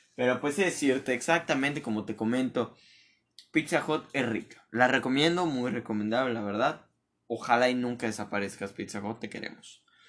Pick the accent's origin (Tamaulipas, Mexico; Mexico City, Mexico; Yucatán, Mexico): Yucatán, Mexico; Mérida; yo te digo como ser de aquí